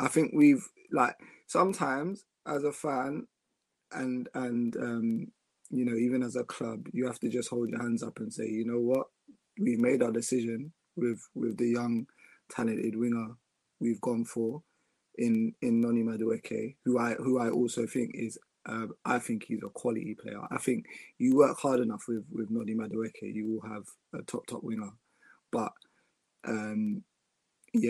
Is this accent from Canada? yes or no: no; Ghana; I'm Ghanaian